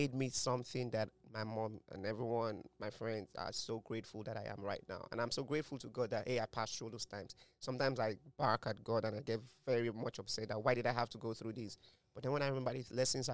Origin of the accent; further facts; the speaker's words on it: Nigeria; us Nigerians